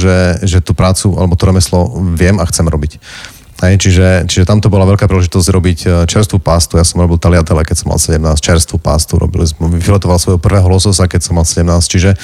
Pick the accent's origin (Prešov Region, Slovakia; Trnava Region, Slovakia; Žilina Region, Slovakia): Prešov Region, Slovakia; Záhradné; som sa vrátil domov